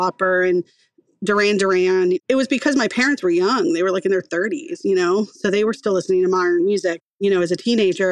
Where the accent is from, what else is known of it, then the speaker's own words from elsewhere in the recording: outside of Fort Lauderdale, South Florida, United States; I grew up in South Florida, outside of Fort Lauderdale